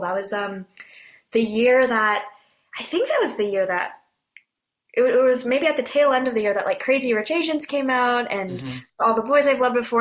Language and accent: English; Bay Area, Northern California, United States; moved away as an adult; also born or lived in Korea; now in Brooklyn, United States; Born and raised in the Bay Area